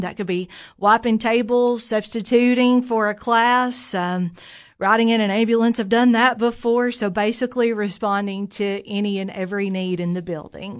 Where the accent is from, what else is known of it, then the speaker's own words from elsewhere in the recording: Jamestown, Tennessee, United States; I'm a native of Fentress County. I grew up in Jamestown